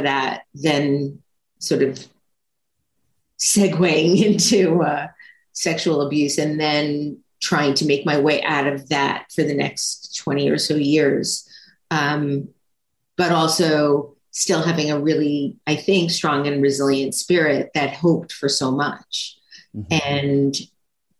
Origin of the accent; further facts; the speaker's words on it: New York, United States; also born or lived in Long Island / Albany / Manhattan; I'm a native New Yorker. I was born in New York City, but I only lived in the boroughs of New York City until sixth grade, and then 6th through 12th lived on Long Island